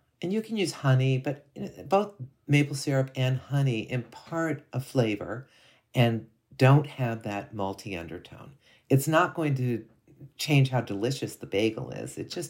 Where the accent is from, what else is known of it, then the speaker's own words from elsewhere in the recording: Ohio, United States; I'm from Northwestern Ohio, so it's, you know, fairly close.